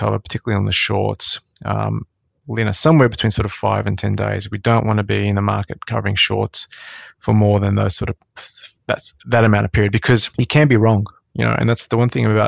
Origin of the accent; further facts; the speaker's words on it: Sydney, New South Wales, Australia; So I grew up in Western Sydney.